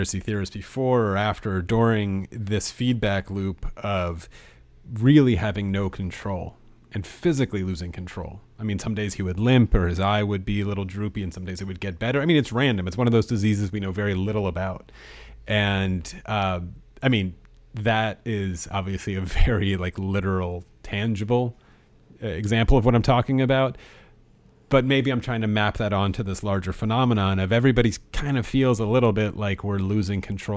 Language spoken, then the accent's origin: English; United States; being an American